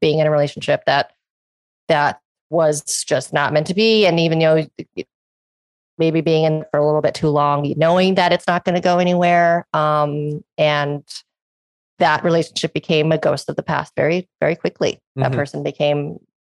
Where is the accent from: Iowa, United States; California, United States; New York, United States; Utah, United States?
California, United States; Los Angeles; me growing up in Hollywood